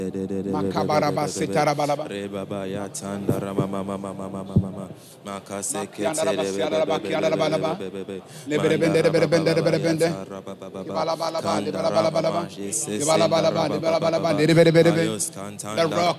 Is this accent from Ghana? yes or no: yes; Ghana; now in Haiti; I'm from Ghana